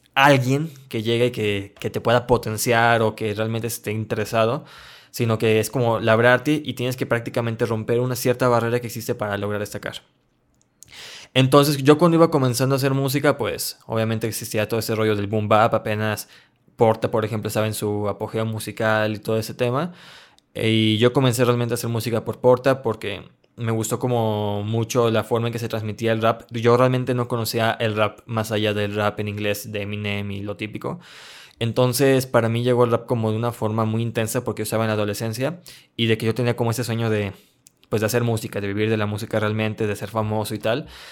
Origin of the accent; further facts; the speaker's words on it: León, Guanajuato, Mexico; yo soy de León, Guanajuato, México